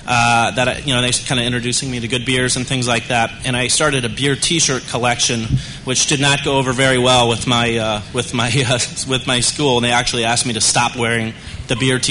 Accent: Oregon, United States; also born or lived in Washington State; I grew up in Oregon, and which is a great beer state.

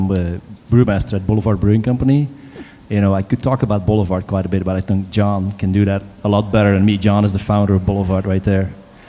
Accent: Belgium; moved away; where I'm from Belgium

